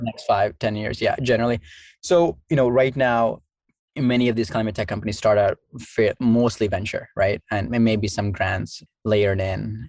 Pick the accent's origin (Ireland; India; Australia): India; Southeast India; now in United States; I grew up in Southeast India